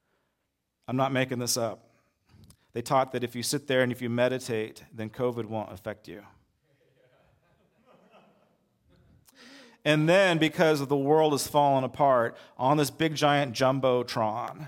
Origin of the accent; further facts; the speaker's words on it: United States; I'm an American